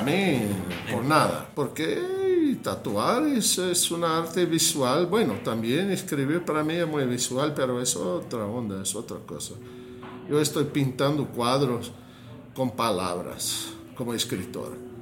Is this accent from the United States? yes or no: yes; United States; Spanish is a second language; moved away; also born or lived in Mexico; no me sentía cómodo con mi país, no me sentía cómodo con mi, con mi cultura como yankee, como norteamericano. No me sentía cómodo, yo sentí, ¿qué carajo? Yo nací aquí